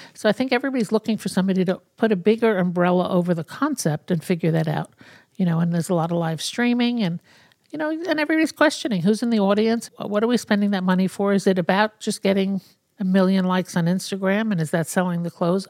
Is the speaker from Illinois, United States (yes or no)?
no; New York City, New York, United States; I grew up in New York City, in Brooklyn